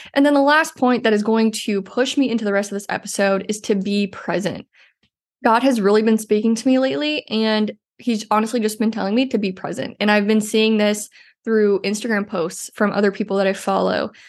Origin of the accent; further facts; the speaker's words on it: Iowa, United States; moved away; We are both from Iowa.